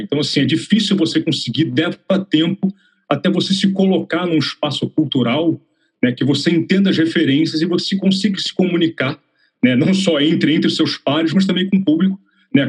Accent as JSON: {"language": "Portuguese", "region": "Rio de Janeiro", "country": "Brazil", "also_born_or_lived": "São Paulo", "moved": "as an adult", "lives_now": "London, United Kingdom", "said": "eu sou carioca"}